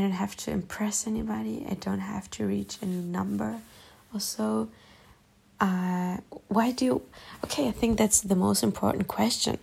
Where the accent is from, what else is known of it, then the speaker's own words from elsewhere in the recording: Germany; accent: German; first language German; English is a second language; I have that German accent when I'm talking English